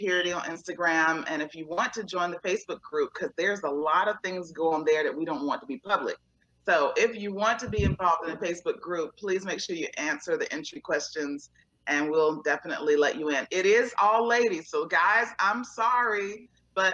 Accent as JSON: {"language": "English", "town": "Portsmouth", "region": "Virginia", "country": "United States", "lives_now": "Northern Virginia, United States", "said": "I'm originally from a small town called Portsmouth, Virginia"}